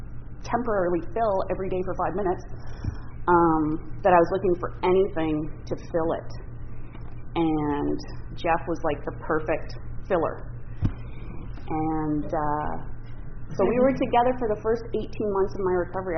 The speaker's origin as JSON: {"language": "English", "town": "Ottawa", "region": "Ontario", "country": "Canada", "also_born_or_lived": "Parry Sound, Ontario", "said": "I'm actually from Ottawa, partly from Parry Sound."}